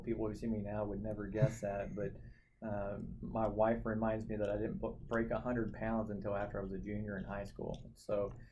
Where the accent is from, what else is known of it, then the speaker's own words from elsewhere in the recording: Saginaw, Texas, United States; moved away as an adult; also born or lived in Oklahoma / York, Nebraska; Grew up in Fort Worth, but really a town called Saginaw, Texas